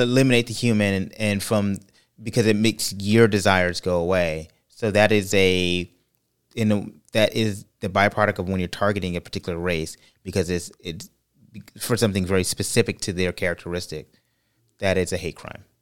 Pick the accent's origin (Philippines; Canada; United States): United States; California; moved away as an adult; now in Orlando, United States; growing up in California, it was a great opp-, it was a great experience for me